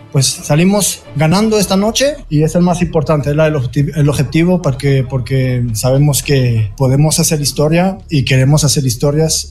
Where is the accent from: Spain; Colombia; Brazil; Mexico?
Brazil; moved away; como brasileño